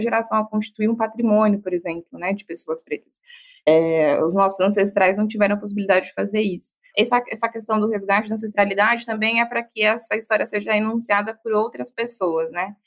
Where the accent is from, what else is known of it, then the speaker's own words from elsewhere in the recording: Bahia, Brazil; sou baiana